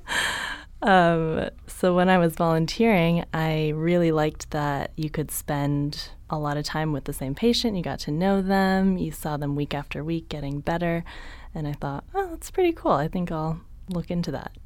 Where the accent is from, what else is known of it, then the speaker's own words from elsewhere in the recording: San Jose, California, United States; also born or lived in San Diego; I grew up in San Jose, Northern California